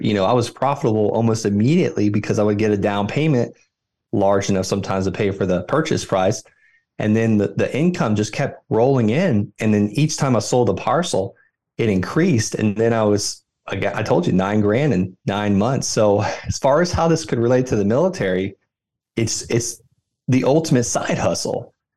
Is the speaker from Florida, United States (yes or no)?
yes; Florida, United States; moved away; also born or lived in Fort Carson, Colorado; I invest right where I grew up in Florida